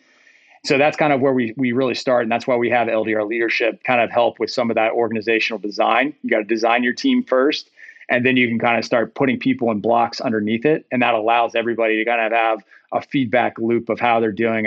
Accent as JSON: {"language": "English", "region": "Rust Belt", "country": "United States", "tie": "born or raised there", "said": "I grew up in the Rust Belt to some degree"}